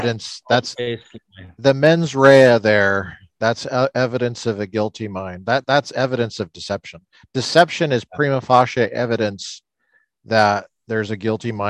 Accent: Littleton, Colorado, United States; I grew up in Jefferson County Public Schools, Littleton.

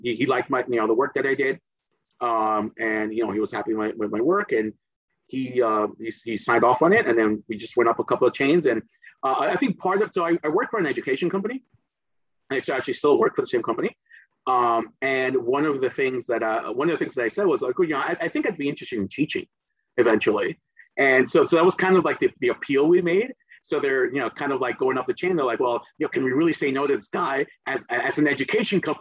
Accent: New Jersey, United States; accent: Jersey; first language Spanish; English is a second language; also born or lived in Caribbean; I got here when I was eight going on nine

